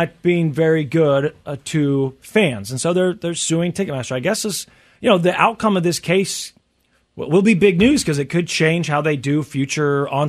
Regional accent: Tornado Alley, United States; growing up in Tornado Alley or whatever, we had tornado warnings a lot as a kid.

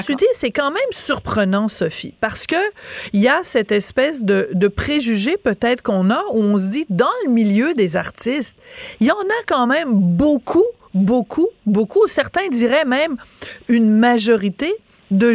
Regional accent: France; accent: French; now in Quebec, Canada; j'ai un accent français

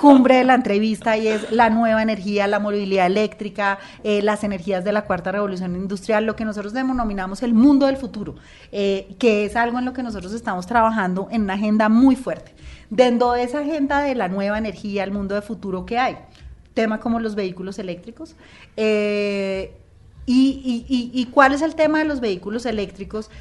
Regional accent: Colombia; como colombianos

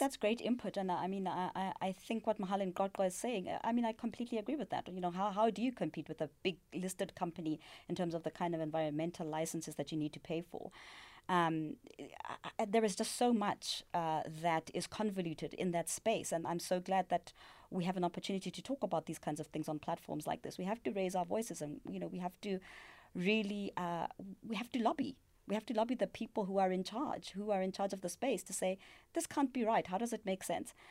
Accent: South Africa; We, as South African citizens, we as Africans

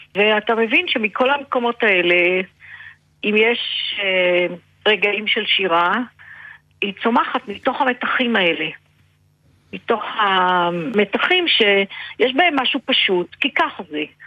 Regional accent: Israel; אני ילידת הארץ

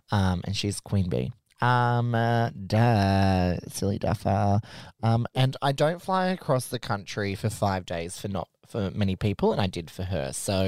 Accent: Australia; because I'm Australian

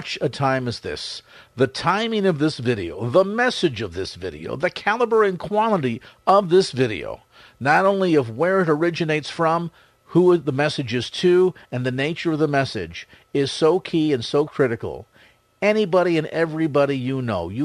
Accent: Bay Area, California, United States; I'm Bay Area born and bred

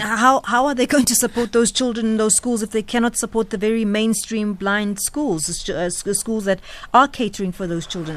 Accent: South Africa; a South African citizen

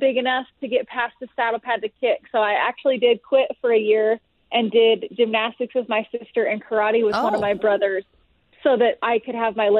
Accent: California, United States; I was born in California.

